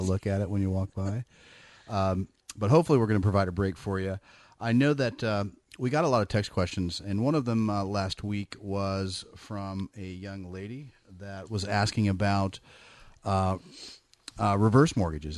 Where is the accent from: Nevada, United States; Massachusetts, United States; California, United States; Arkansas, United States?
California, United States; Bay Area; I'm from the Bay Area. I grew up in the Bay Area